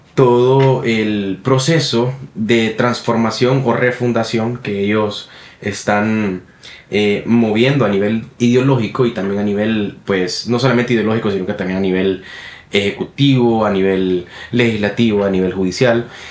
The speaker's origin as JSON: {"language": "Spanish", "country": "Honduras", "said": "en nuestro país, en Honduras"}